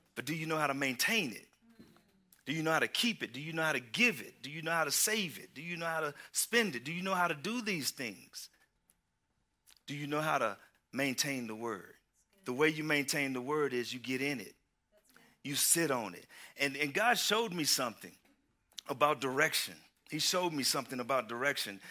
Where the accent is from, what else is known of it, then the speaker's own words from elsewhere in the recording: Houston, Texas, United States; moved away; I am from Houston, Texas